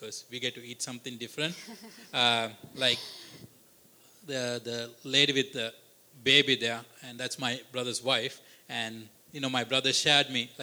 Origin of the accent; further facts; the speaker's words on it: Sri Lanka; also born or lived in Canada; as a Sri Lankan, as a Canadian.